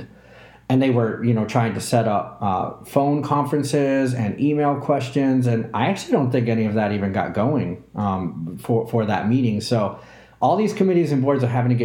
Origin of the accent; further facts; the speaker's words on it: New England, United States; also born or lived in Southeast US; I'm from New England, and I was born in the Southeast